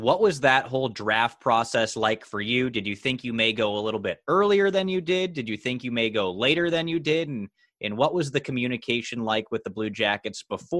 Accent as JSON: {"language": "English", "country": "United States", "said": "I'm from the United States"}